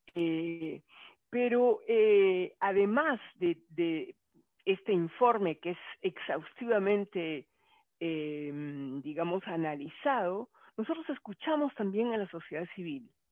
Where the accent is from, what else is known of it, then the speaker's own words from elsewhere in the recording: Peru; yo de Perú